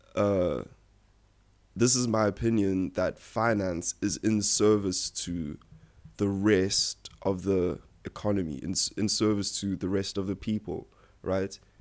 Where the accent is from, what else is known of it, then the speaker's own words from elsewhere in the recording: South Africa; my parents literally moved here from Nigeria a year after I was born. Um, I've lived my whole life in South Africa